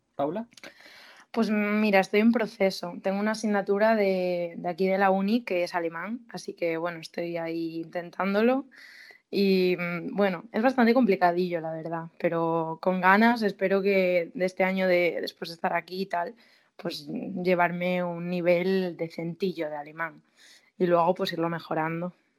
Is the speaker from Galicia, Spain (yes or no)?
yes; Galicia, Spain; yo soy gallega